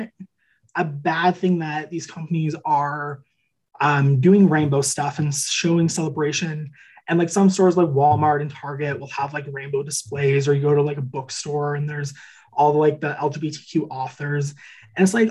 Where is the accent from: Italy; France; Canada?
Canada; Kincardine, Ontario; Kincardine, which is my hometown